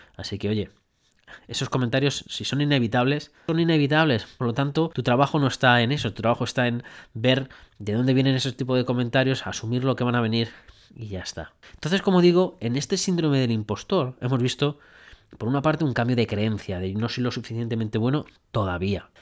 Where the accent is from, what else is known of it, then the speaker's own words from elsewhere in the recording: Spain; moved away as an adult; now in Brisbane, Australia; cómo somos los españoles